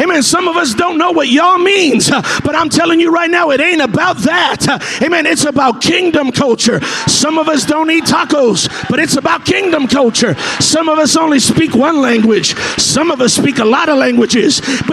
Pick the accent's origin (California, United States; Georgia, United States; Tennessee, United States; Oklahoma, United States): California, United States; I'm from California.